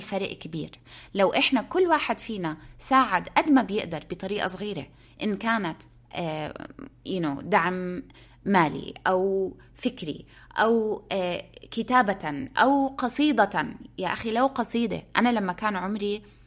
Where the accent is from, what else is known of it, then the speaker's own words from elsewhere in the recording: Palestine; moved away; الناس بيسالوني انت من وين بقول لهم انا من فلسطين